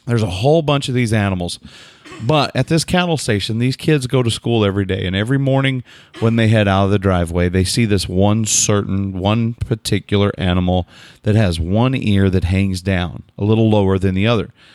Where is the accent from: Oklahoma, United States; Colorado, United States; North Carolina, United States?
Oklahoma, United States; I'm some dummy from Oklahoma